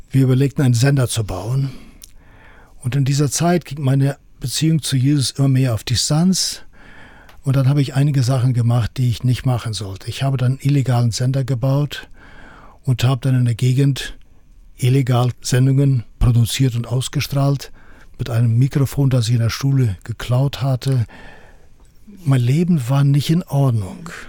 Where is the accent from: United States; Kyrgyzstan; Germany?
Kyrgyzstan; dann kam ich zurück in meinen Heimatort nach Kirgisistan und das war dann eine Herausforderung.